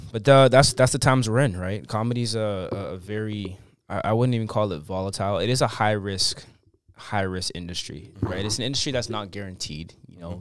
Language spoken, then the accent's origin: English; Canada; growing up in Canada is a blessing